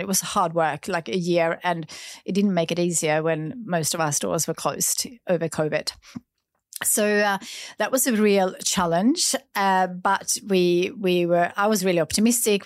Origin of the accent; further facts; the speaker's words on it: Sweden; now in Australia; growing up in Sweden